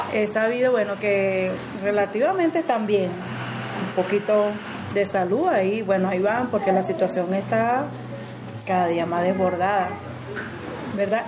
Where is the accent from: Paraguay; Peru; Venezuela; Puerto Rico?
Venezuela; Caracas, Capital District; moved away as an adult; now in Medellín, Colombia; yo soy de Venezuela, Caracas